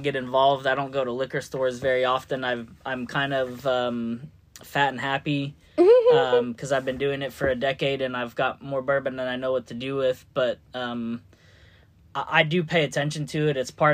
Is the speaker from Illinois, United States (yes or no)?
no; California, United States; moved away as an adult; also born or lived in Georgia; now in Louisville, United States; I'm originally from California